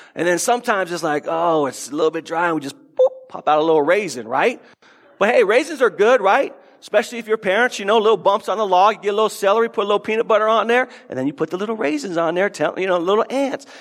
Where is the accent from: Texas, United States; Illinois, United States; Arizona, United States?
Arizona, United States; Tucson; I grew up in Tucson